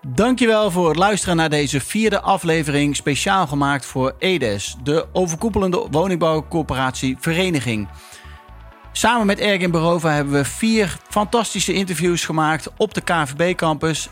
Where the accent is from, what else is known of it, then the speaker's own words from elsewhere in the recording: Eindhoven, North Brabant, Netherlands; ik kom uit Eindhoven, dus ik ben uh, eh, PSV-fan